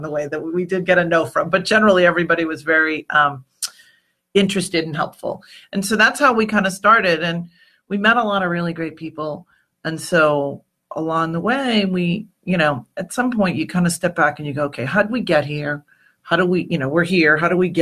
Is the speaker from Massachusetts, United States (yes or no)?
yes; Massachusetts, United States; I grew up in Irish New England, you know, and so in Massachusetts